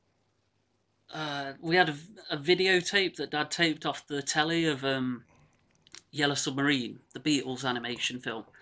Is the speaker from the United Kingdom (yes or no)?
yes; Bestwood Village, East Midlands, United Kingdom; moved away as an adult; also born or lived in Manchester / Netherlands; now in Hucknall, United Kingdom; I was brought up in a village called Bestwood Village